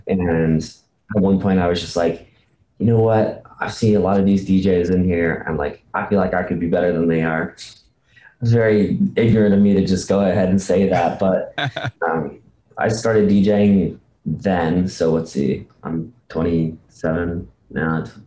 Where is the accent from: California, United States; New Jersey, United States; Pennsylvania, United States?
California, United States; Bishop; I actually grew up in a, a small little town in California called Bishop